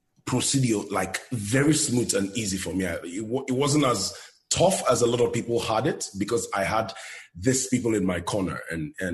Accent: Nigeria; moved away as an adult; now in United States; growing up in Nigeria, I lived in Nigeria for more than 30 years of my life

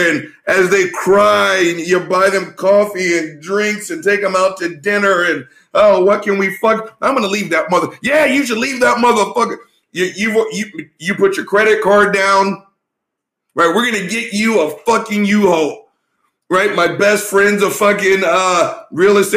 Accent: Texas, United States; we're Texans. We're from the South

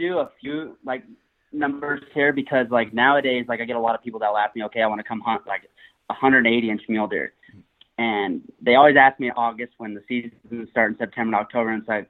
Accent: Evanston, Wyoming, United States; I'm from Evanston, Wyoming. Gonna be 26 in like a couple days here, so I feel like I'm getting older by the minute. But yeah, I kind of just grew up out here in the West

